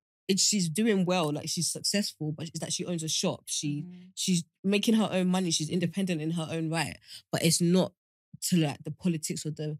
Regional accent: Essex, East of England, United Kingdom; I'm from Essex. I'm talking about where I'm from.

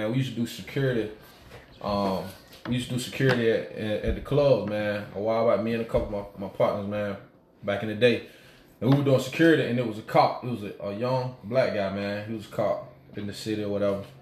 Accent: Apple Valley, United States; I'm from okay, I'm from Apple Valley.

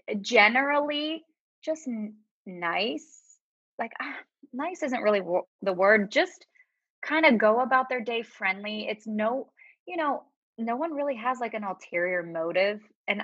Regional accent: Pittsburgh, Pennsylvania, United States; accent: Pittsburgh; Sunny, I feel like my Pittsburgh accent is gone. I do say certain words that are Pittsburgh, like Yinzer words, but I feel like I don't have the accent.

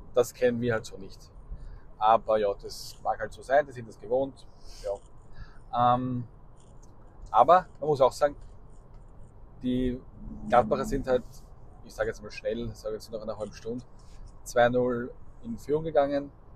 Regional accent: Austria; bei uns in Österreich

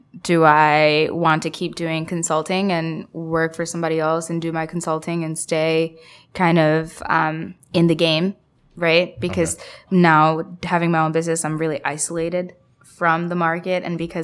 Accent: Bangladesh; I'm from Bangladesh.

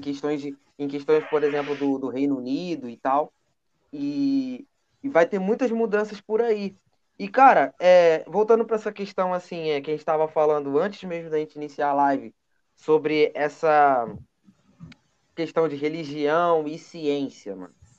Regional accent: Brazil; como brasileiro

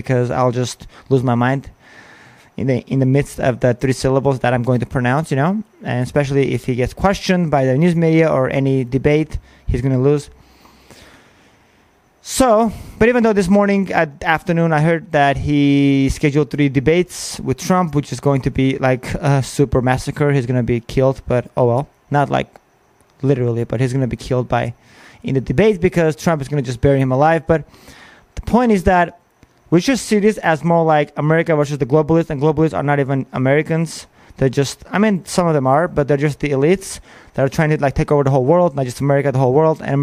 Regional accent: Armenia; now in United States; I am from Armenia

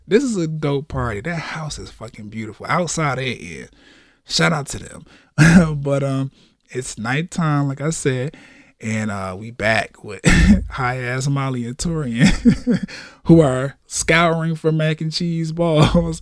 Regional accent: the South, United States; I'm from the South

